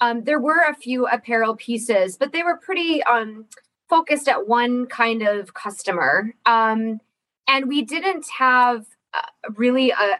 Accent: Ironwood, Michigan, United States; I was born and raised here in Ironwood. So I'm a Uper kid

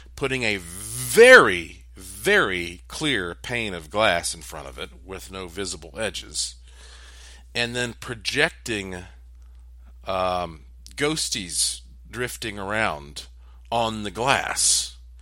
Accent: East Coast, United States; I grew up on the East Coast

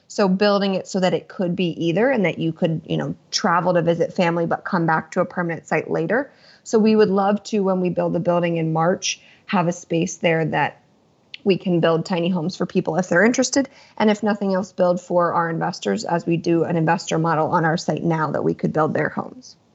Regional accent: Lancaster County, Pennsylvania, United States; I'm from the East Coast, born and raised in Lancaster County, Pennsylvania

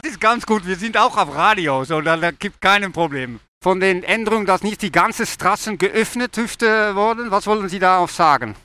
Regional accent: Netherlands; German is a second language; ich komme aus Holland

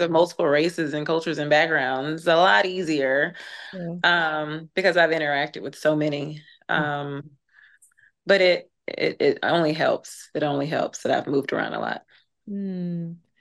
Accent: Birmingham, Alabama, United States; moved away as an adult; also born or lived in Tennessee / New York / Georgia; growing up in the South, born and raised in Alabama

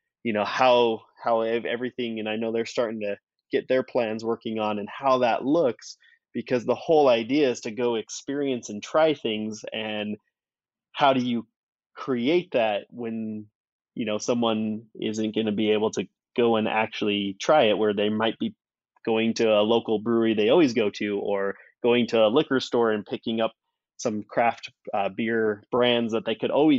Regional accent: Wyoming, United States; I grew up in Wyoming

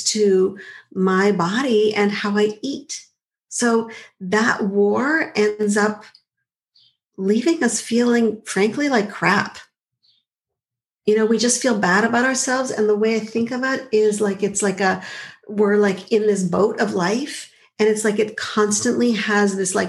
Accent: Montreal, Quebec, Canada; I grew up in Montreal

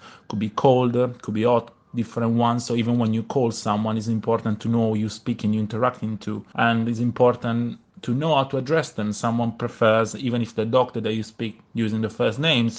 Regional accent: Italy; first language Italian; English is a second language; by being Italian and my knowledge of languages in general, but using my mother tongue

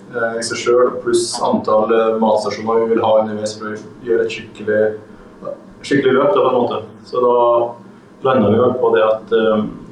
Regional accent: Brønnøysund, Nordland, Norway; now in Stranda, Norway; jeg er fra Brønnøysund

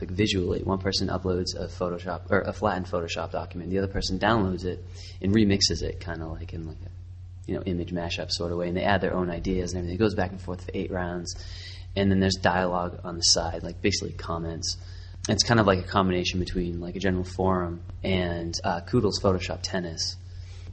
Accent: Boston, Massachusetts, United States; also born or lived in Savannah, Georgia; now in Baltimore, United States; Currently, I live in Baltimore, Maryland. I'm originally from Boston

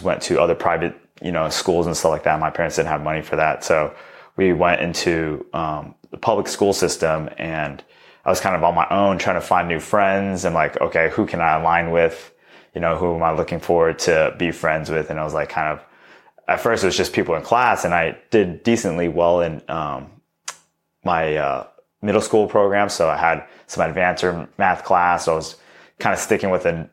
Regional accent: Long Beach, California, United States; I was born and raised in Long Beach, California, to two immigrated parents.

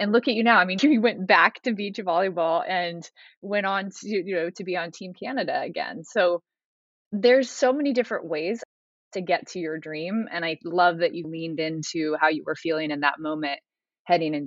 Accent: Alaska, United States; growing up in Alaska

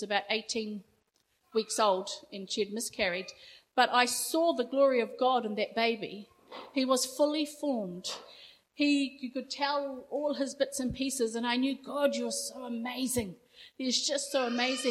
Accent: Rotorua, Bay of Plenty, New Zealand; I grew up in Rotorua, a little town up the coast

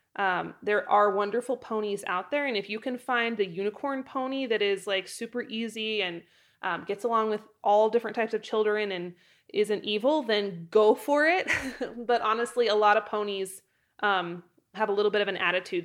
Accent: Idaho, United States; moved away as an adult; also born or lived in Wyoming; move from my hometown in Idaho to Wyoming when I was eighteen years old

